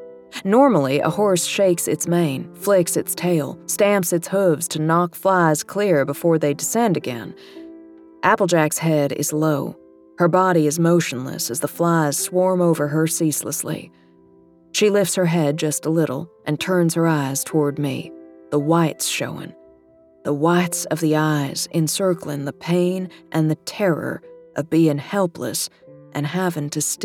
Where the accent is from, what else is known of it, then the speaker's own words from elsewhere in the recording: Texas, United States; Growing up in the Dallas-Fort Worth area, I was a big city girl through and through with little experience of country life, except for 2 weeks every summer.